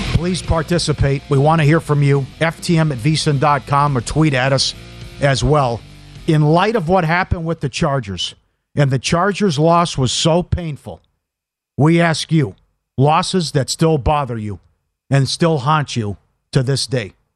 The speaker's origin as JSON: {"language": "English", "region": "Minnesota", "country": "United States", "tie": "born or raised there", "said": "growing up in Minnesota"}